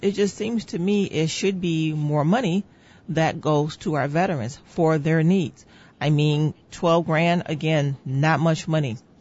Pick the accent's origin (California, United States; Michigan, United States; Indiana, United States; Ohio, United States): Indiana, United States; Northwest; I was born and raised in Northwest Indiana